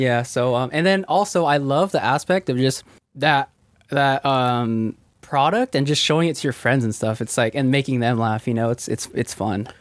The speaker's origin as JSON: {"language": "English", "town": "Ventura", "region": "California", "country": "United States", "tie": "born or raised there", "said": "I was born in uh, Ventura, California"}